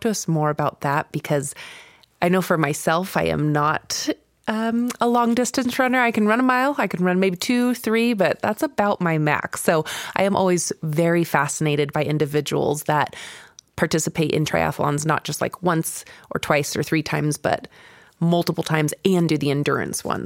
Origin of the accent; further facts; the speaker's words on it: Kentucky, United States; moved away; I was born here, but I grew up in Kentucky